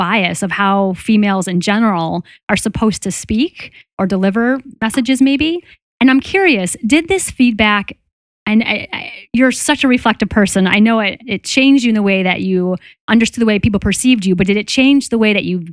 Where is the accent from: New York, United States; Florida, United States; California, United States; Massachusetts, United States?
Massachusetts, United States; Boston; I'm from Boston and a female surgeon